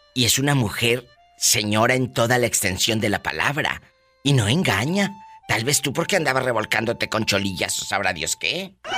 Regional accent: Matamoros, Tamaulipas, Mexico; Mi tierra querida

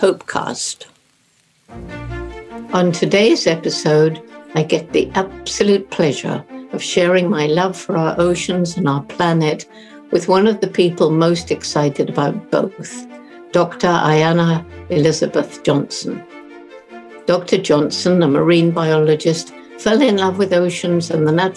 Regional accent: Bournemouth, South West England, United Kingdom; born or raised there

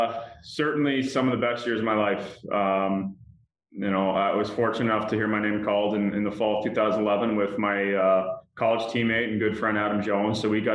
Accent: Canada; being a Canadian kid, you played hockey in the winters, and I was big into soccer and in the summers.

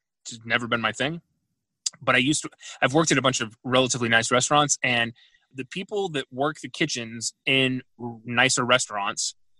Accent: Houston, Texas, United States; Yeah, I grew up in Houston. Like, they used to do that.

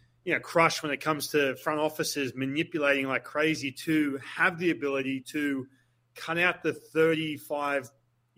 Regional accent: Australia; moved away; I'm Australian, right? So I go back to Australia

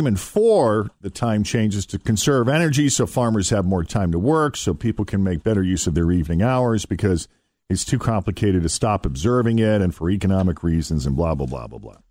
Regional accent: Boston, Massachusetts, United States; moved away; Growing up in Boston

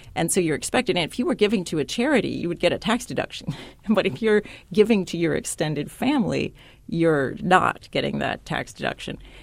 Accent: San Diego, California, United States; I grew up in San Diego, California

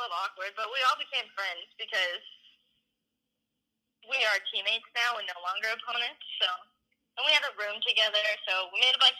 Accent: Iowa, United States; we are from Iowa

